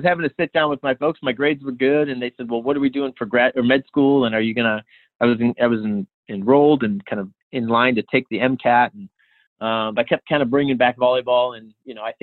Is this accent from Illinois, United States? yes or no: yes; Illinois, United States; moved away as an adult; also born or lived in Stockton, California; I'm from Illinois originally